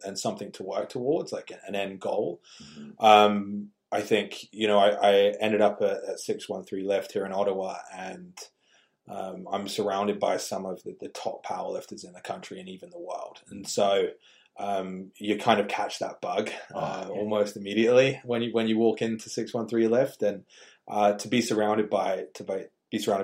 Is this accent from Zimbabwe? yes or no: no; England, United Kingdom; growing up in England, you had to have a tough skin